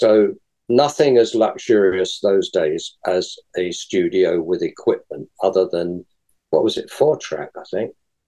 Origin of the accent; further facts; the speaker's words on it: London, United Kingdom; I'm from London, and it's all...